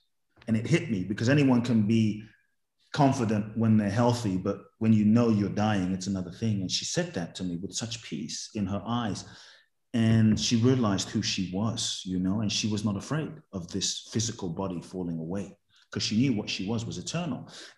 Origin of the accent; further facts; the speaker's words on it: Ghana; I think I was a very fun loving kid and I would love to get to exhibit even more of that fun in my life